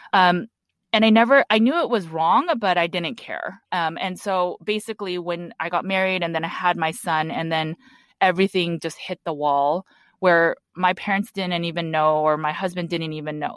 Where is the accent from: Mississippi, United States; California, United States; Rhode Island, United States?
California, United States; Los Angeles; I was born and raised in Los Angeles, California